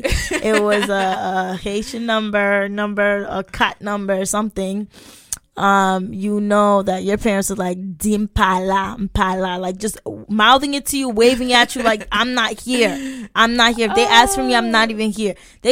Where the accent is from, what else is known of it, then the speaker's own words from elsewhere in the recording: Paris, Île-de-France, France; the tea is silent because I am from France, Parisian.